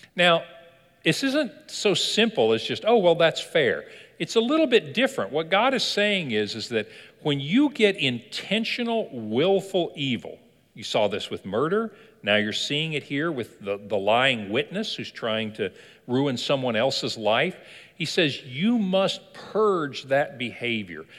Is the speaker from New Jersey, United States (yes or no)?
no; Kentucky, United States; I was born in Kentucky